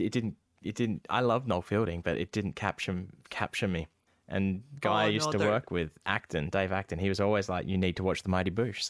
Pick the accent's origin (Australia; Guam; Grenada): Australia; born there; I am Australian born, and I have not heard of this. I'm like 6 years old at the time. And there's fucking kangaroos everywhere.